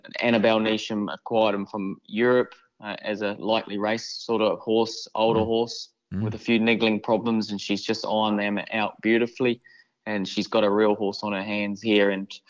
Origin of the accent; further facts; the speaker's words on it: New Zealand; I suppose every kid growing up in New Zealand, they all grow up as wanting to be an All Black